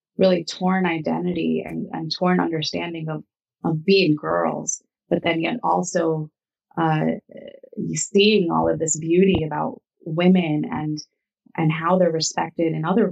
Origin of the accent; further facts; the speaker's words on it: United States; we grew up here. I was born in America